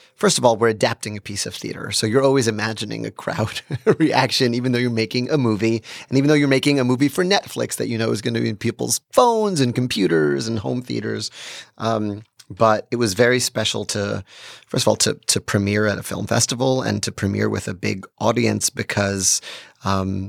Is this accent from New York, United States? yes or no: yes; New York City, New York, United States; being a New Yorker